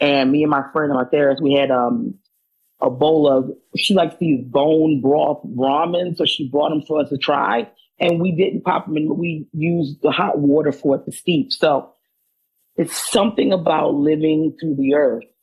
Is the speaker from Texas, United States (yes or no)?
no; Maryland, United States; I'm from Maryland